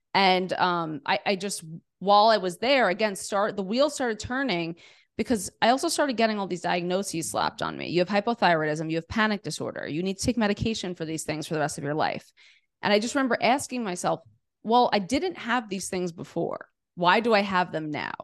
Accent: New York City, New York, United States; I grew up in New York City, in Queens, New York City

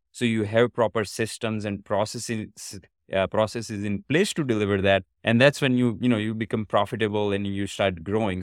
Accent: India; moved away as an adult; now in United States; I was born in India, but I've been in States for about past seventeen years

